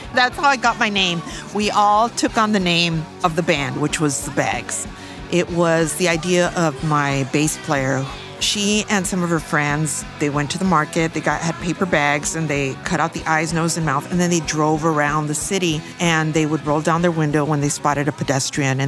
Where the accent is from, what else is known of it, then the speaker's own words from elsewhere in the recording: Los Angeles, California, United States; I grew up in East